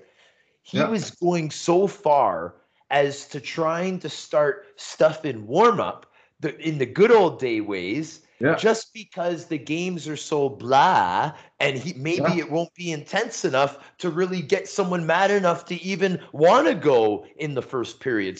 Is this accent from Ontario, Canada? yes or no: yes; Toronto, Ontario, Canada; I'm from Toronto, right? Like, I'm a Scarborough boy